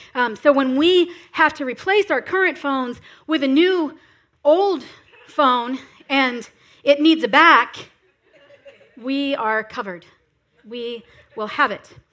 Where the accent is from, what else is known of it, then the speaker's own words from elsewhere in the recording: South Florida, United States; I am from South Florida. That's where I was raised